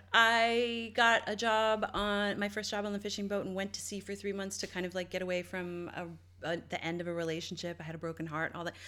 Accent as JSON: {"language": "English", "town": "St. John's", "region": "Newfoundland and Labrador", "country": "Canada", "tie": "born or raised there", "moved": "yes", "said": "my hometown, uh, and all the East Coast, but Newfoundland specifically and Saint John's"}